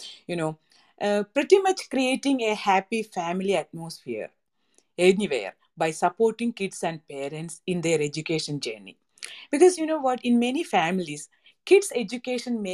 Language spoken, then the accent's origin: English; Kerala, India; moved away as an adult; now in United States; I am originally from Kerala, India, and living in America for the last 23 years